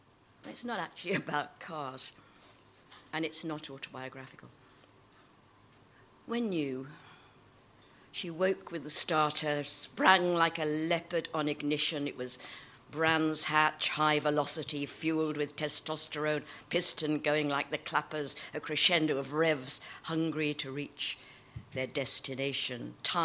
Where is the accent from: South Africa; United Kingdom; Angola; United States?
United Kingdom; Birmingham, West Midlands; I'm a Brummie, actually, Rachel. Yeah, but I get elocuted, so I talk posh.